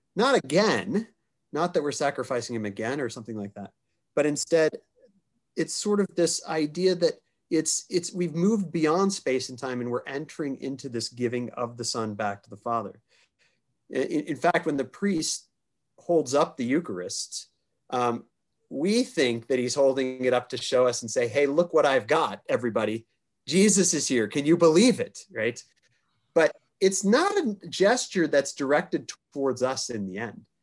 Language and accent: English; Kansas City, United States; I grew up in Kansas City